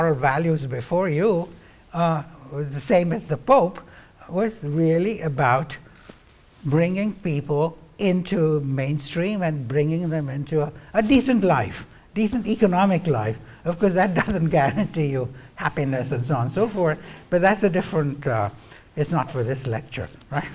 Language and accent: English; India; moved away as an adult; also born or lived in Cambridge, England; now in United States; I was coming from India and had gone to Cambridge, England to study